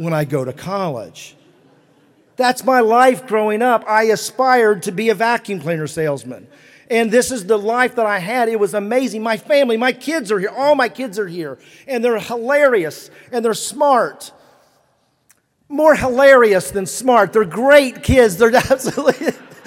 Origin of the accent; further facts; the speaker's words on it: West Virginia, United States; moved away; when we grew up in West Virginia